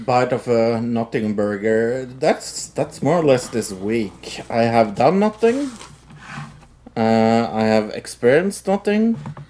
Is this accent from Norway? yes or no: yes; Norway; yes, we have actually cheese stores there in Norway.